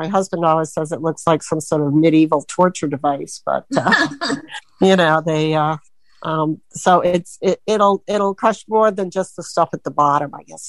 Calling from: Sebring, Florida, United States; from Sebring, Florida, and I don't really have any questions.

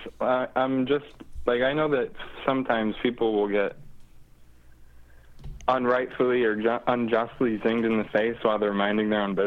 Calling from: Lancaster, New York, United States; from Lancaster, New York.

